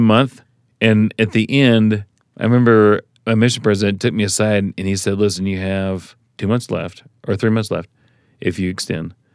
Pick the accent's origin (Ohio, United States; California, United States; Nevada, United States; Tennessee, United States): Tennessee, United States; now in Suncrest, United States; I grew up in Tennessee